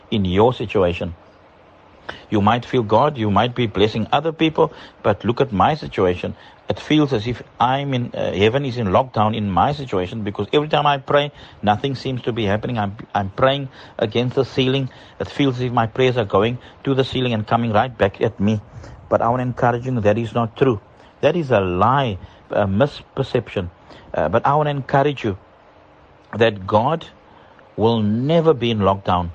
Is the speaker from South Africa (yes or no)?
yes; South Africa; moved away as an adult; now in Dar es Salaam, Tanzania; My family and myself, we are from South Africa and we're residing in Tanzania